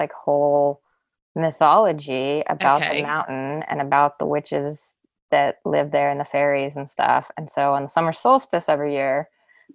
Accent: Wyoming, United States; right outside my hometown

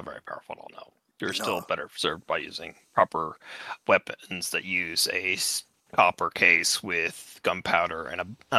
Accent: United States; I'm American

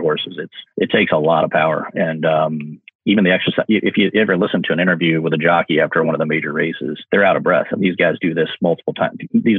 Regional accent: Northern Indiana, United States; moved away as an adult; now in Louisville, United States; where I grew up in Northern Indiana

